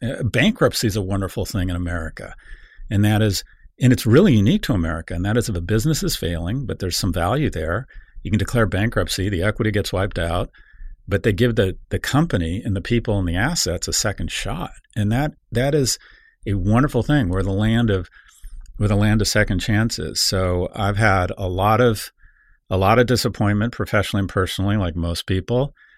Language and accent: English; San Diego, California, United States; I was born in San Diego